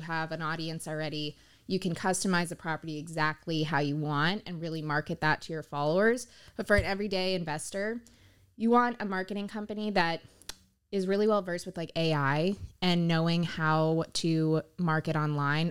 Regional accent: Pompano Beach, Florida, United States; I'm born and raised in Pompano Beach. I've always lived in South Florida

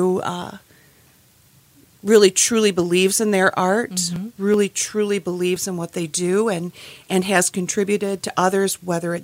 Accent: Portage, Michigan, United States; moved away as an adult; I grew up in Portage

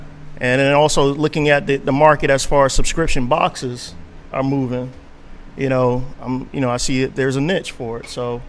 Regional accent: Miami, Florida, United States; So I'm originally from Miami.

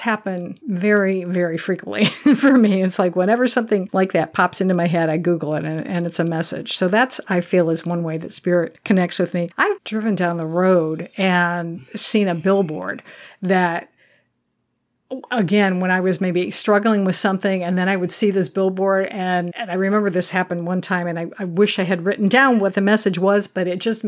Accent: Michigan, United States; I grew up in Michigan

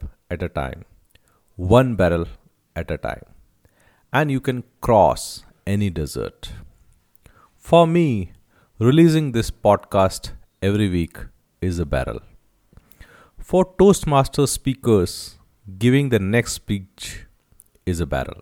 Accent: Rajasthan, India; I'm from Rajasthan

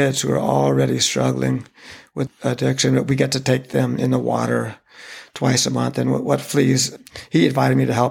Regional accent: Santa Cruz, California, United States; this is my hometown.

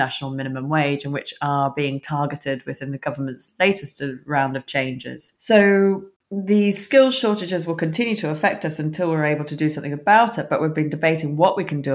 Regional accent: Australia; moved away as an adult; now in United Kingdom; I'm originally Australian myself. I migrated to the UK when I was 21.

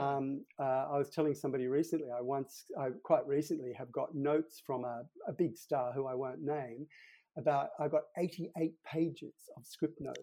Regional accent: Sydney, New South Wales, Australia; I grew up in Sydney, and in the suburb where I grew up, we were the only Catholic family in a Protestant street

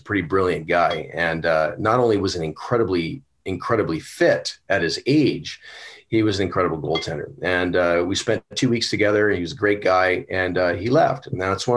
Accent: Trail, British Columbia, Canada; also born or lived in Vancouver; I was born in Vancouver. I was raised in Trail.

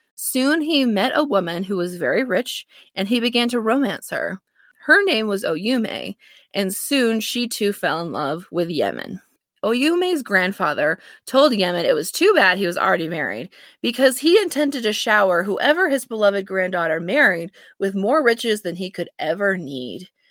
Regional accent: United States; I'm an American

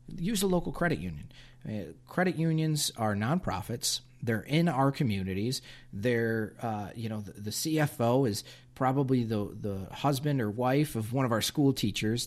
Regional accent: United States; us as, as, as American consumers and business owners

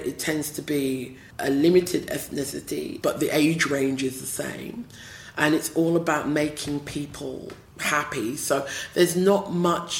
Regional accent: London, United Kingdom; accent: British; also born or lived in Kiama, Australia; now in Australia; I was born and bred in England, south-east London, not East London

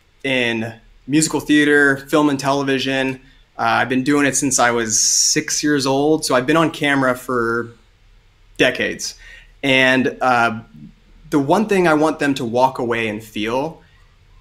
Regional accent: Southern Ohio, United States; I am originally from Southern Ohio, so plenty of farming in my blood

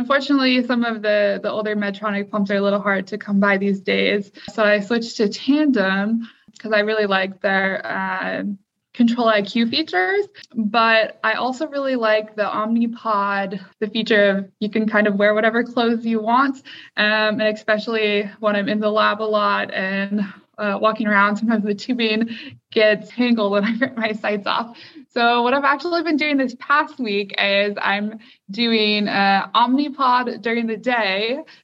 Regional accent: Troy, Michigan, United States; also born or lived in Detroit, Michigan; I spent most of my time during my childhood in Troy, Michigan.

